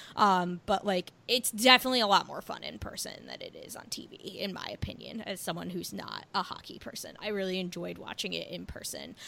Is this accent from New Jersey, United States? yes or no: yes; New Jersey, United States; I'm from New Jersey.